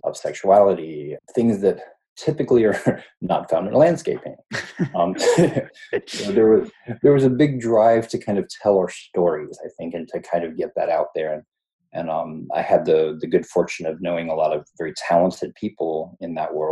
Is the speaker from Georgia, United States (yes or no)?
no; North Carolina, United States; also born or lived in Ohio / Atlanta; I was born in Ohio, but I moved to North Carolina with my family when I was probably eight, nine, somewhere in there, and grew up there, went to high school there